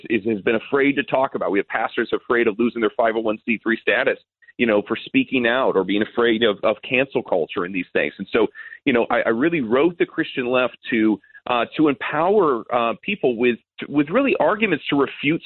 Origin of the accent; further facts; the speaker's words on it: United States; as an American